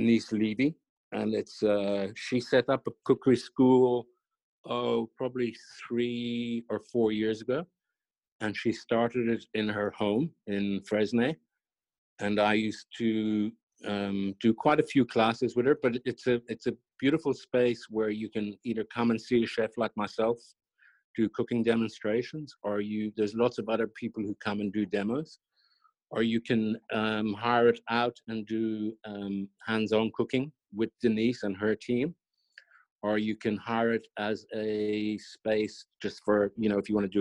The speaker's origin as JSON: {"language": "English", "country": "Ireland", "tie": "born or raised there", "said": "I was brought up in Ireland"}